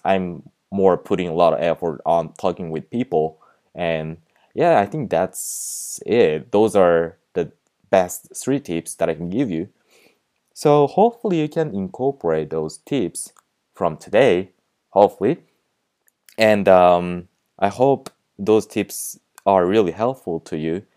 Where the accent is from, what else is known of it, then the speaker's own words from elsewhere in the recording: Japan; English is a second language; moved away as an adult; now in United States; I was originally from Japan, and I'm just studying here English in the United States